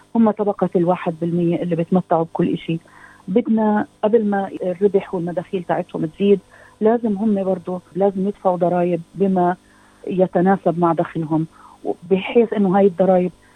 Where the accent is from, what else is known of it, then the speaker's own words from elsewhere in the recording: Palestine; now in Australia; كفلسطينيه استراليه